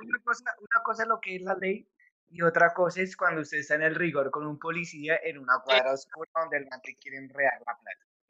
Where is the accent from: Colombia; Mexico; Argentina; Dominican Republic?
Colombia; somos de Colombia